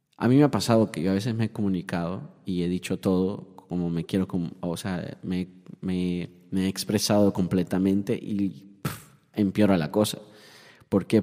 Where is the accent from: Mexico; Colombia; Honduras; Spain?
Honduras; now in Miami, United States; yo soy hondureño